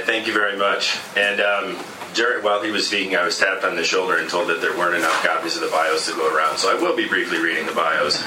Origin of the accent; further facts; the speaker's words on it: Cleveland, Ohio, United States; I'm actually from Cleveland